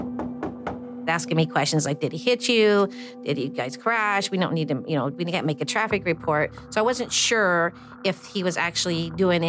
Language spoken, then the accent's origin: English; Indianapolis, Indiana, United States; I have relatives in Elkhart, but I grew up in Indianapolis